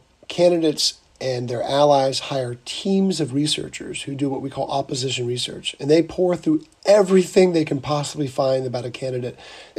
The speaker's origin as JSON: {"language": "English", "region": "Georgia", "country": "United States", "tie": "born or raised there", "said": "I am from Georgia. I'm a Georgia native, college at University of Georgia."}